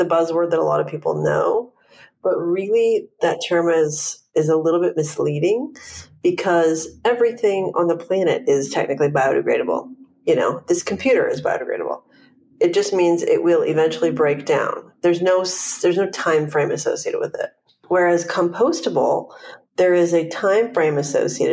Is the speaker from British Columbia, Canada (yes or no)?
yes; Vancouver, British Columbia, Canada; now in Los Angeles, United States; I'm from Vancouver, Canada, but I've been in LA about more than 12 years now